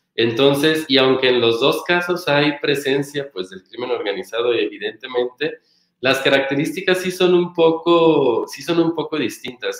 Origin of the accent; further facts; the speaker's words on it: Michoacán, Mexico; moved away; yo cargaba con un pequeño estigma por ser michoacana